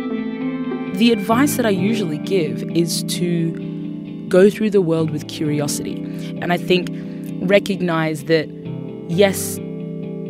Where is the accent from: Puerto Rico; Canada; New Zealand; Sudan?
Sudan; now in Australia; I was born in Sudan